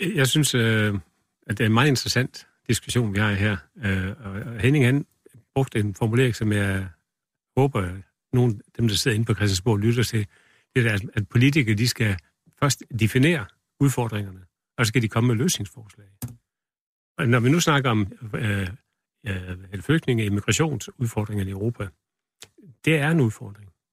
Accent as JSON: {"language": "Danish", "country": "Denmark", "said": "vi er også fra Danmark"}